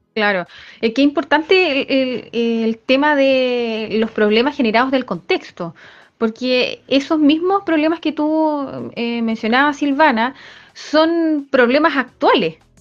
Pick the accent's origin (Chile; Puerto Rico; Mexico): Chile; nosotros como, chilenos